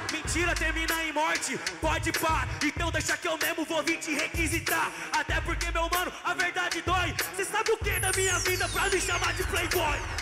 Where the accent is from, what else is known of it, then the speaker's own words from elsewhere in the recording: São Paulo, Brazil; Eu vim lá de SP